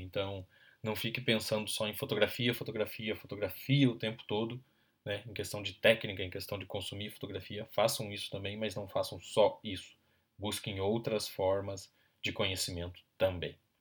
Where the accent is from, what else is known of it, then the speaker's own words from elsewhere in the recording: interior of Paraná, Brazil; also born or lived in Ponta Grossa; now in Curitiba, Brazil; eu sou paranaense, nascido no interior do estado